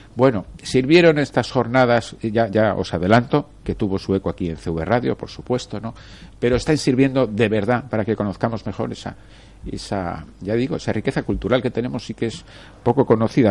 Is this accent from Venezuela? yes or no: no; Torrent, Valencian Community, Spain; soy de, de Torrent